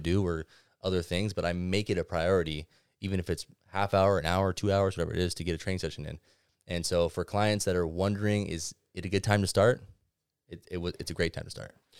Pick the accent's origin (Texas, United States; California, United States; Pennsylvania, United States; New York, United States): California, United States; Ventura; Being born and raised in Ventura